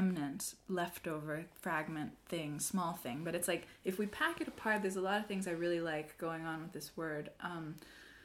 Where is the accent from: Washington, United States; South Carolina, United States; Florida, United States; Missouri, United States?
Washington, United States; Seattle; moved away as an adult; now in Berlin, Germany; I'm from Seattle, but I'm living in Berlin